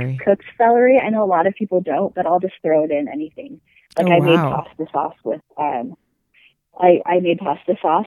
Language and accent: English; Washington, United States; now in Utah, United States; I live in Utah, and I grew up in Washington